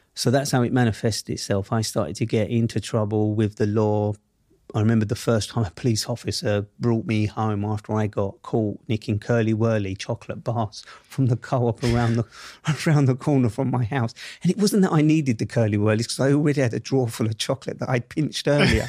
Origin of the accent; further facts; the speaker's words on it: London, United Kingdom; accent: Southeast London; I grew up in Southeast London, Camberwell to be precise